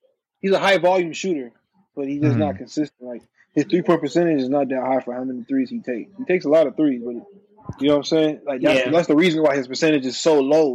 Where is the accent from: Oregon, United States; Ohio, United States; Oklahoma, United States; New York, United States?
New York, United States; I was born in New York